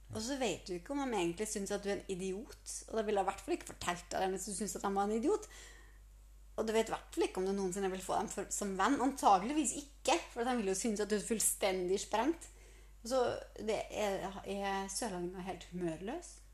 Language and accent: Norwegian; Trondheim, Trøndelag, Norway; moved away; also born or lived in Sørlandet; jeg er fra Trondheim